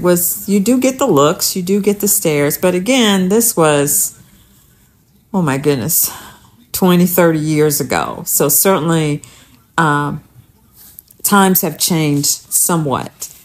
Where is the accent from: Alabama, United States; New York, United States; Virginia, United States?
Alabama, United States; I'm from Alabama